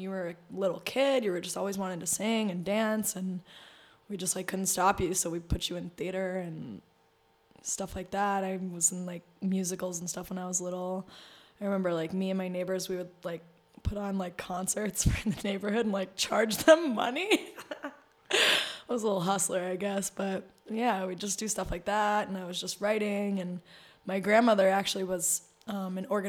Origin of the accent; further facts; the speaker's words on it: Boston, Massachusetts, United States; also born or lived in New Hampshire; now in New York, United States; I grew up in Boston